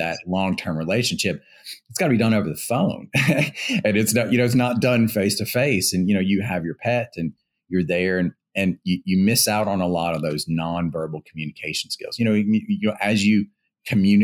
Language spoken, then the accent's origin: English; Louisiana, United States; moved away as an adult; also born or lived in Boston; I'm originally from Louisiana